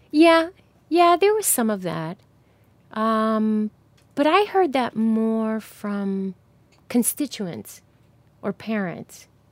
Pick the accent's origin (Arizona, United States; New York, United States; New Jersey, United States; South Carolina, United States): New Jersey, United States; moved away; I'm from New Jersey